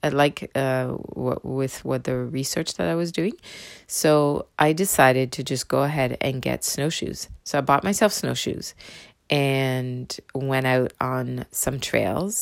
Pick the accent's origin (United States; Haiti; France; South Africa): France; southern France; first language French; English is a second language; moved away as an adult; also born or lived in Windsor, Ontario, Canada; now in Canada; I was raised in the south of France